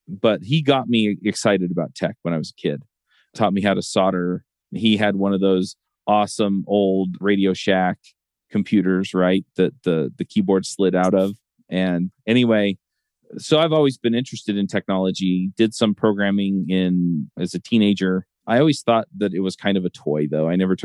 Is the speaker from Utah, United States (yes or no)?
yes; Utah, United States; I grew up here. I grew up in Utah County. I live in Utah County now.